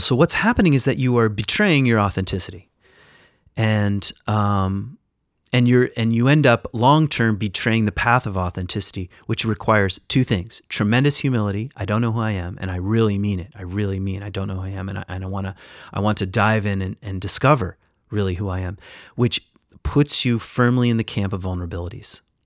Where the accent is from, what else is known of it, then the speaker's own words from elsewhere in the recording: West Michigan, United States; I'm Irish and And, uh, I was, when, when my parents moved to West Michigan, I was just around Dutch people